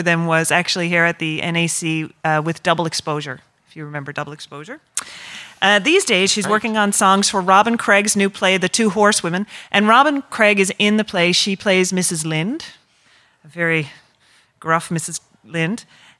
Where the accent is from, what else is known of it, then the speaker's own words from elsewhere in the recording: Newfoundland and Labrador, Canada; I'm a Newfoundlander.